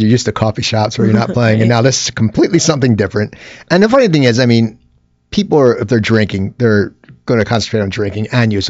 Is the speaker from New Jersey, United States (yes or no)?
yes; New Jersey, United States; I'm from New Jersey